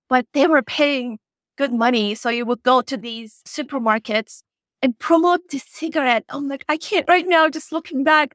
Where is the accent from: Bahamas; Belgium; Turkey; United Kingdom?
Turkey; English is a second language; moved away as an adult; I am originally from Turkey